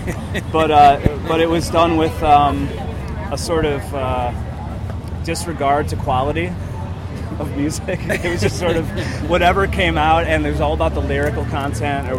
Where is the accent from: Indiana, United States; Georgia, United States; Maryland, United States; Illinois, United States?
Illinois, United States; Chicago; I'm from the area originally.